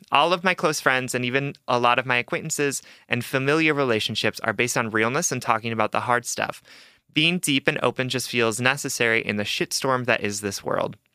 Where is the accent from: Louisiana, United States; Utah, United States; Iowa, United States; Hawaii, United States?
Hawaii, United States; I'm Asian, I'm from Hawaii